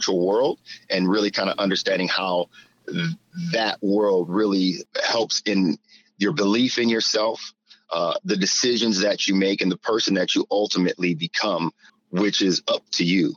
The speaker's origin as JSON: {"language": "English", "town": "Flint", "region": "Michigan", "country": "United States", "said": "I'm from Flint, Michigan. We didn't have anything."}